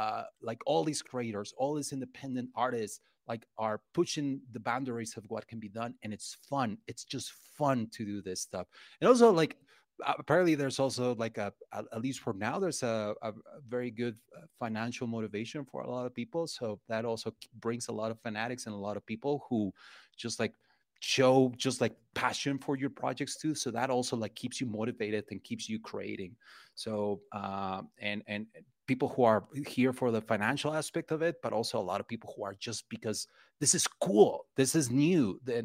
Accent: Mexico; English is a second language; as a kid, like back in the 90s and growing up in Mexico

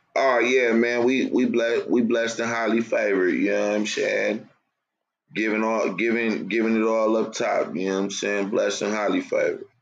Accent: California, United States; I'm from Cali too

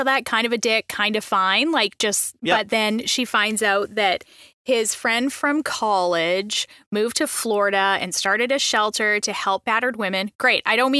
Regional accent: Canada; I'm from Canada.

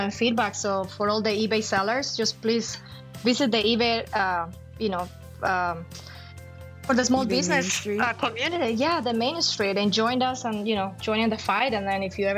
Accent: Colombia; moved away; I'm from Colombia.

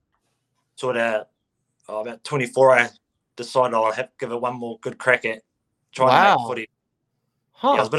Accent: Stratford, Taranaki, New Zealand; now in New Plymouth, New Zealand; I'm originally from Stratford, which is about 30 minutes south of New Plymouth.

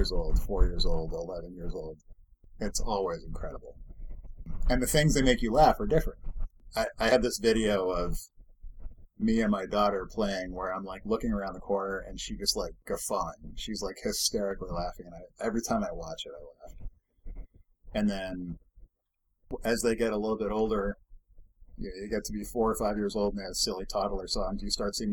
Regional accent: Massachusetts, United States; now in Bay Area, California, United States; I grew up in Massachusetts

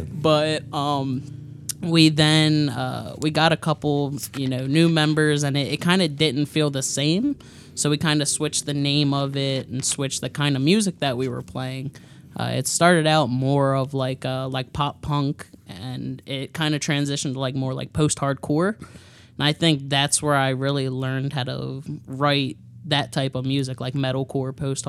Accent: Baltimore, Maryland, United States; Am I from Baltimore, Maryland?

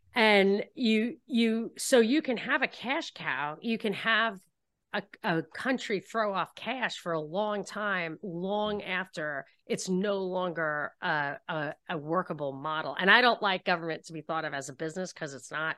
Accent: New York, United States; moved away as an adult; also born or lived in Texas; I grew up in New York

